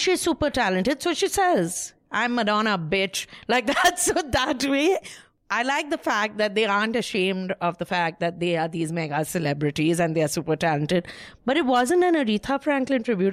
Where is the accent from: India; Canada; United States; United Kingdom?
India; Kolkata, West Bengal; I'm from small town, Calcutta